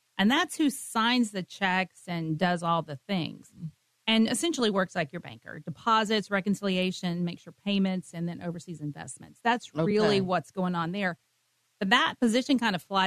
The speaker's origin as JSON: {"language": "English", "town": "Amarillo", "region": "Texas", "country": "United States", "tie": "born or raised there", "said": "I am from Amarillo. I grew up there"}